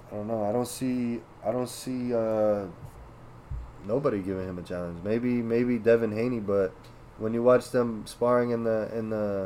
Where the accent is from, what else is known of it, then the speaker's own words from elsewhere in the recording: Massachusetts, United States; we're from Massachusetts ourselves